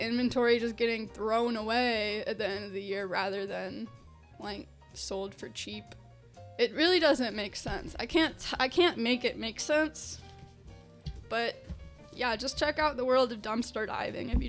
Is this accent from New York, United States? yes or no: no; Arizona, United States; now in Chicago, United States; I'm from Arizona